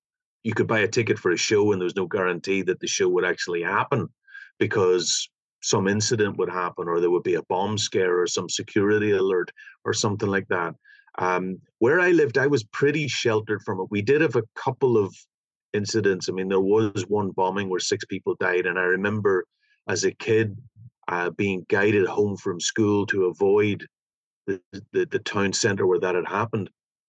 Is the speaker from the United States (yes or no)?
no; about 50-60 miles north of Belfast, Northern Ireland, United Kingdom; I grew up about maybe 50, 60 miles north of Belfast. I mean, I'm living in Belfast now. I've been here for about maybe 13 or 15 years.